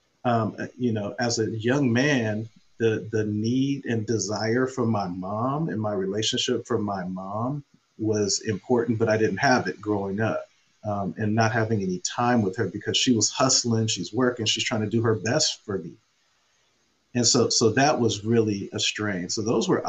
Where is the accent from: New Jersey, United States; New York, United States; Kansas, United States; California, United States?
California, United States; Oakland; I grew up in Oakland Hills, which is a very nice area